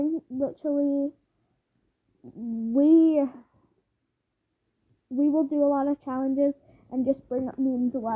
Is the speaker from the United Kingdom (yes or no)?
yes; United Kingdom; we are British